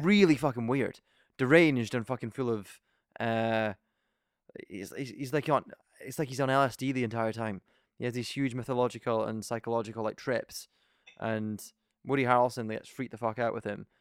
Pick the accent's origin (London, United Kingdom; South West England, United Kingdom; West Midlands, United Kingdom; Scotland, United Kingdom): Scotland, United Kingdom; We're from Scotland